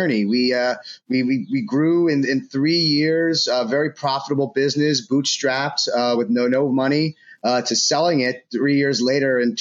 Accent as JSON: {"language": "English", "town": "New York City", "region": "New York", "country": "United States", "tie": "born or raised there", "moved": "as an adult", "lives_now": "Tampa, United States", "said": "I was born and raised on the Upper East Side in Manhattan"}